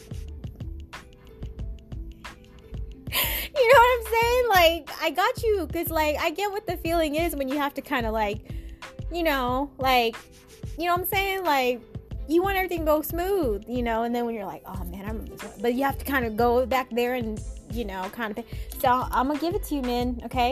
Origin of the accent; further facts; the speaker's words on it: Seattle, Washington, United States; I came from Seattle, you know, born and raised.